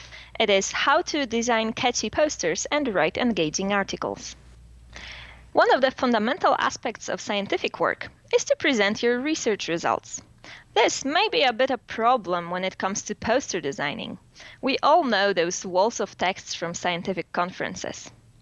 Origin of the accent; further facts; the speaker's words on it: Warsaw, Masovian Voivodeship, Poland; English is a second language; from Warsaw. I'm a PhD student in neurobiology.